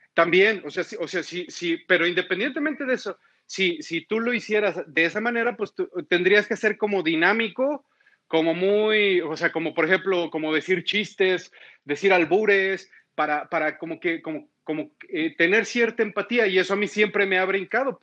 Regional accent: Mexico; como mexicanos

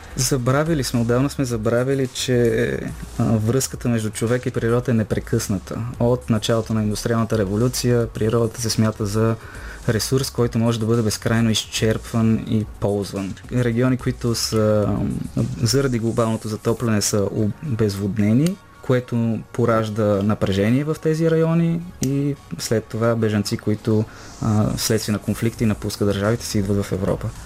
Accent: Bulgaria; като българи

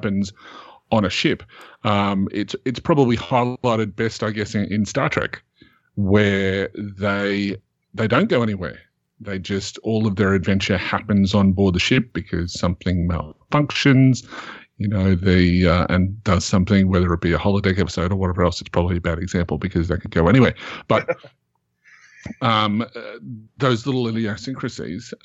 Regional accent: Australia; I'm Australian

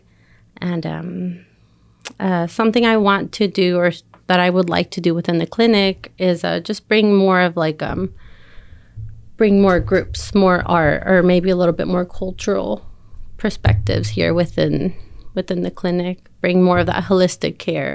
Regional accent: Banning, California, United States; I was born and raised in Banning

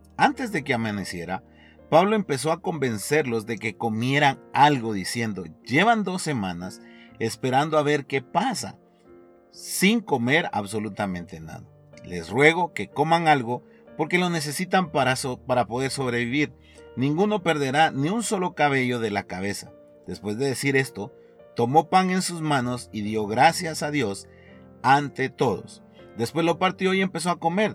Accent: Guatemala; como guatemaltecos

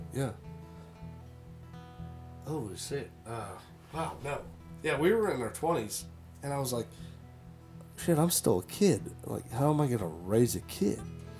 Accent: Florida, United States; We're from Florida.

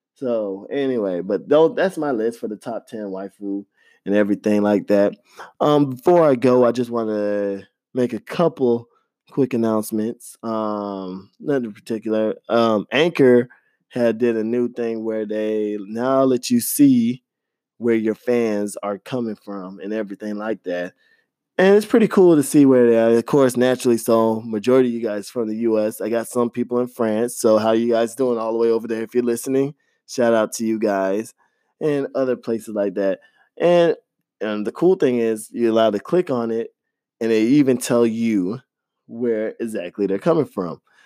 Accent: Florida, United States; I grew up in Florida

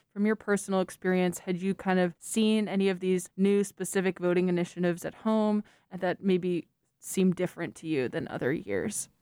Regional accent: Warren, New Jersey, United States; moved away; my hometown is Warren, New Jersey

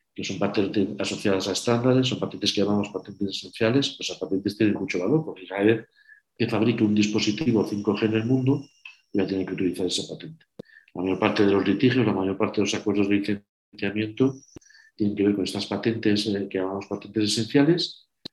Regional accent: Burgos, Castile and León, Spain; soy de Burgos

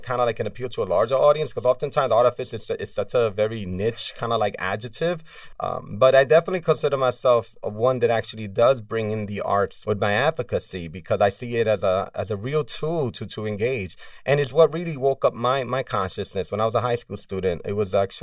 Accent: New York City, New York, United States; a Latin growing up in New York City.

